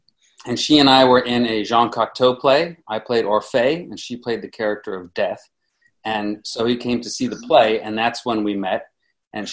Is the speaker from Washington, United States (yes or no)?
no; New York City, New York, United States; I'm from the Upper West Side, 82nd Broadway, born and raised.